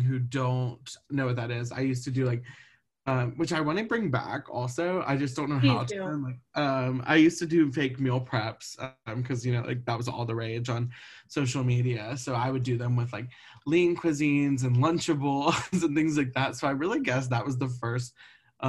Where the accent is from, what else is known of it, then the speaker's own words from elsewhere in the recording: Montgomery, Alabama, United States; moved away as an adult; now in Atlanta, United States; I'm from Montgomery, Alabama, so also little and fun, and about 45 minutes from Auburn. I moved to Atlanta after college.